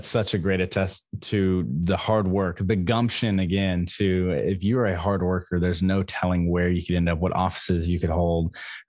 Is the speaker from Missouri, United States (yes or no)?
yes; Missouri, United States; growing up in Missouri